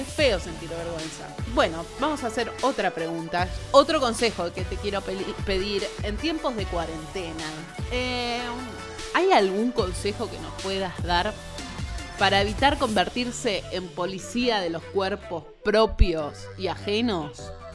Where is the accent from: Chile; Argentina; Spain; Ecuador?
Argentina; nosotros somos Argentina